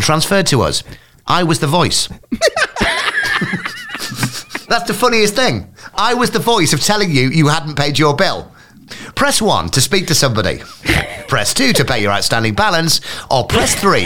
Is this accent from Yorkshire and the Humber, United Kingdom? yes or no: yes; Scarborough, Yorkshire and the Humber, United Kingdom; moved away; also born or lived in Hull; I was from Scarborough